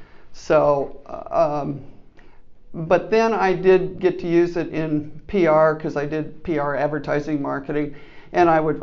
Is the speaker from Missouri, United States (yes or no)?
yes; Kansas City, Missouri, United States; moved away as an adult; now in Omaha, United States; born and raised in Kansas City, Missouri, and I moved